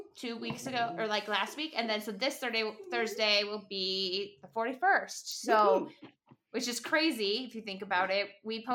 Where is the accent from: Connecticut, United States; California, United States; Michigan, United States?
Michigan, United States; moved away; I'm from Michigan as well.